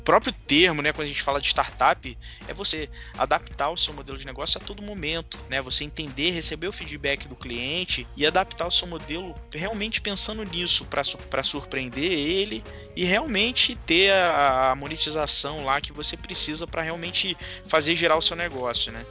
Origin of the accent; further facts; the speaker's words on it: Barra do Piraí, Rio de Janeiro, Brazil; Sou de Barra do Piraí, da região sul fluminense